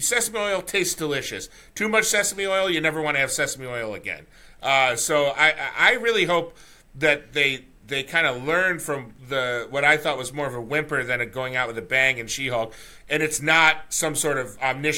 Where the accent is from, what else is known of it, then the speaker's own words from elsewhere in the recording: United States; also born or lived in Simi Valley, California; now in New York, United States; I grew up near the Canadian border